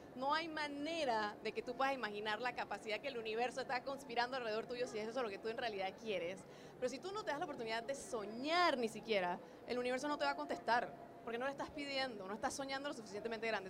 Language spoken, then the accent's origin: Spanish; Panama; Undercover es una empresa panameña, porque soy panameña, no sé por qué dicen que no, pero sí soy panameña